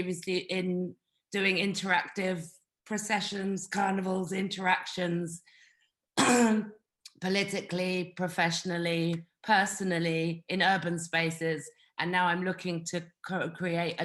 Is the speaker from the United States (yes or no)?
no; London, United Kingdom; now in Portugal; I am from London, but I'm in Portugal